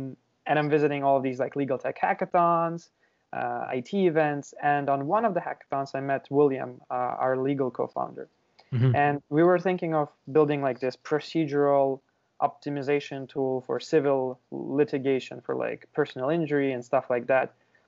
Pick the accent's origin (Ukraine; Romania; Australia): Ukraine; moved away as an adult; now in Canada; So originally I'm from Ukraine, and I moved to Canada probably like 5 years ago.